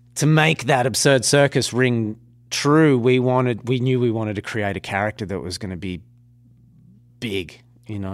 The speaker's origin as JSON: {"language": "English", "country": "Australia", "said": "being an Australian"}